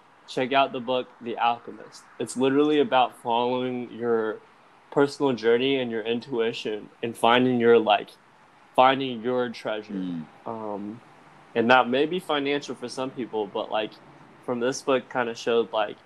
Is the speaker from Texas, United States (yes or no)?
yes; Texas, United States; I'm from Texas